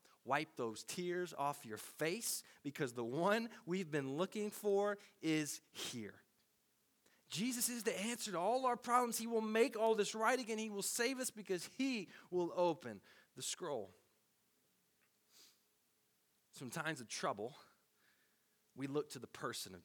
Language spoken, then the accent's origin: English; Tennessee, United States; Growing up in Tennessee